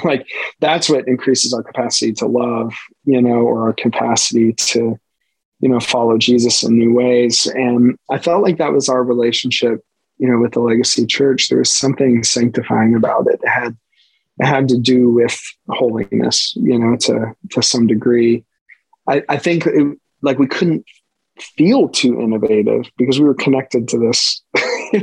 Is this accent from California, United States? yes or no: no; Western Pennsylvania, United States; I'm born and bred in Western PA. My family worked in the steel mill in Aliquippa. I mean, so I'm a Western Pennsylvanian